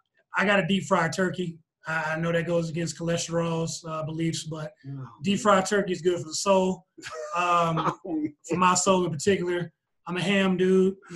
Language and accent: English; Houston, Texas, United States; moved away; I'm a Texan. Cold weather plus Houston just doesn't exist.